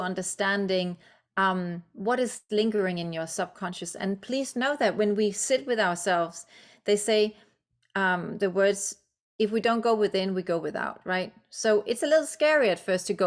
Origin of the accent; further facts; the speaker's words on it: Denmark; English is a second language; moved away; I'm Danish. English is my second language